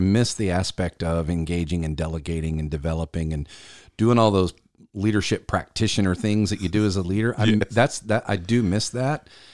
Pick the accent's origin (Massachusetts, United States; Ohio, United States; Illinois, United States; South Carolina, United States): South Carolina, United States; Columbia; based out of Columbia, South Carolina, my hometown